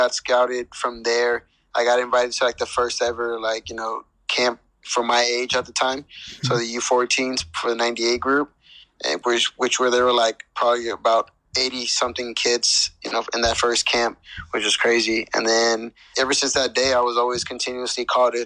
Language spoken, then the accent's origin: English; Palmdale, California, United States; I grew up mostly in Palmdale, California.